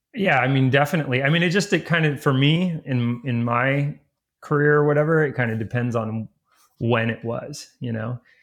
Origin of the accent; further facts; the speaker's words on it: Ojai, California, United States; also born or lived in Hawaii / Ventura, California; I live in my hometown, which is Ojai, California